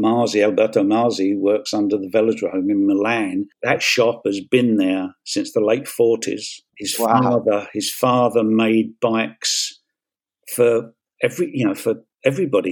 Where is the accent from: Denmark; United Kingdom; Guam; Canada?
United Kingdom; London; while I was growing up in Peckham